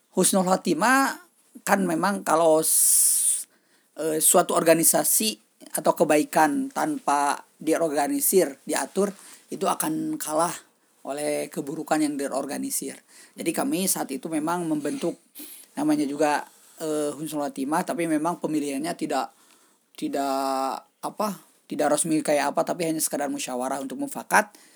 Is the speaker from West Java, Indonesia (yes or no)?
yes; Sukabumi, West Java, Indonesia; also born or lived in Nanjing, China; Saya asal dari Sukabumi. Saya seorang guru di SMK Negeri 1 Kota Sukabumi.